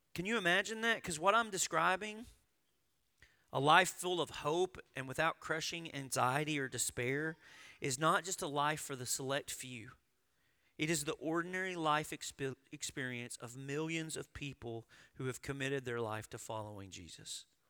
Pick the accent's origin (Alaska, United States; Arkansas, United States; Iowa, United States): Arkansas, United States; I grew up in Arkansas.